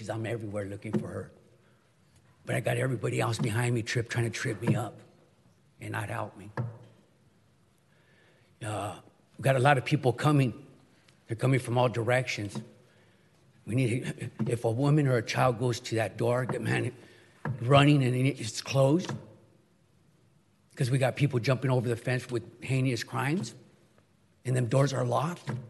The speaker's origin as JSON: {"language": "English", "town": "Garden Grove", "region": "California", "country": "United States", "tie": "born or raised there", "said": "I grew up in Garden Grove"}